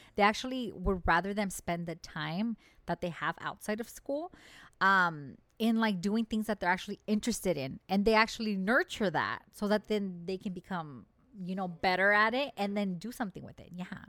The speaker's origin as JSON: {"language": "English", "country": "United States", "said": "we, as the American people"}